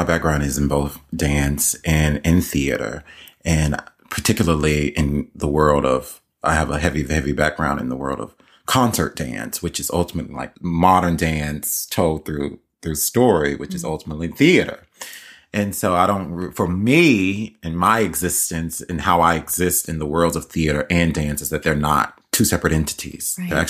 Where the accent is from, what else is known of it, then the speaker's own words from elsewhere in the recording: Southern United States, United States; my growing up in the literally in the physically in the South